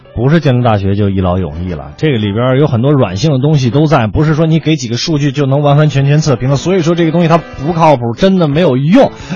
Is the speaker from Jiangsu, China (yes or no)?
no; Beijing, China; 我是一个北京孩子嗯我上了个大学还是在北京